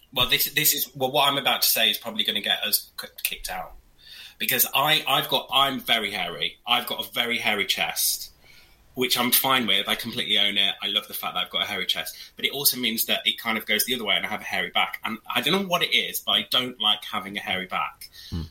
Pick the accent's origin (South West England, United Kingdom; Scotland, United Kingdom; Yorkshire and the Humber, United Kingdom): Yorkshire and the Humber, United Kingdom; York; I grew up in a city, but I grew up in York, as in Old York, not New York